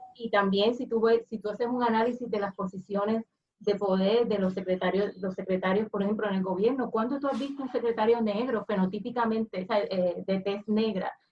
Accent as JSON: {"language": "Spanish", "country": "Puerto Rico", "said": "como latinos, eh, como puertorriqueños"}